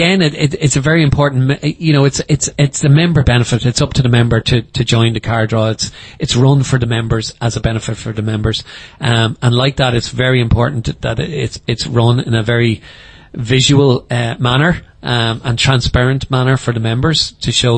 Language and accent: English; Dún Laoghaire, Leinster, Ireland; moved away as an adult; now in Letterkenny, Ireland; I'm originally from Dublin, Dunleary, moved to Letterkenny in 1997